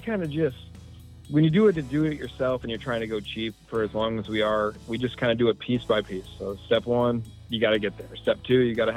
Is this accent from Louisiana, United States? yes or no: no; Michigan, United States; moved away as an adult; also born or lived in Yellowstone National Park / Montana; I grew up in Michigan. I grew up real poor on a farm